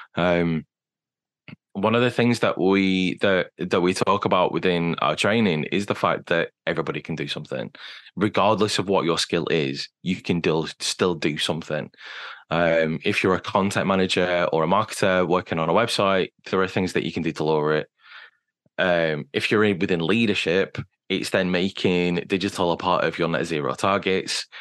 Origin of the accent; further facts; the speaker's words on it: United Kingdom; being British as well